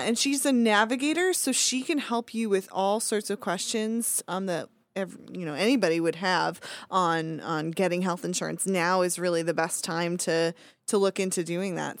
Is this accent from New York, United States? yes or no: yes; Long Island, New York, United States; I grew up on Long Island